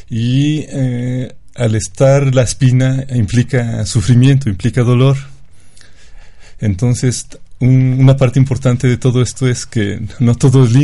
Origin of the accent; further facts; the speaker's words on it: Chachapa, Puebla, Mexico; yo soy de Chachapa